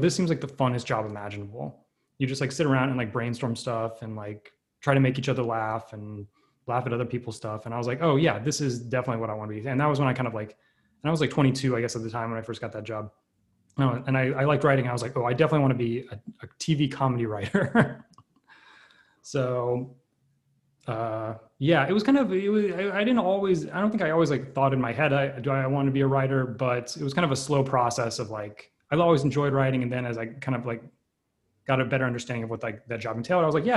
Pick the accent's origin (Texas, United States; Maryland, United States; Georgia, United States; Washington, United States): Georgia, United States; Atlanta; I grew up in Atlanta, Georgia